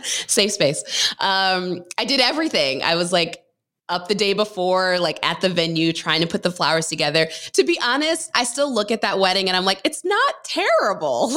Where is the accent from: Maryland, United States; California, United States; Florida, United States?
Maryland, United States; I grew up in Maryland